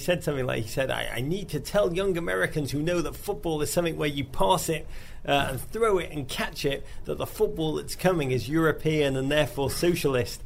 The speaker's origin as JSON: {"language": "English", "region": "England", "country": "United Kingdom", "tie": "born or raised there", "moved": "as an adult", "lives_now": "New York, United States", "said": "growing up in England in the 80s. And 90s."}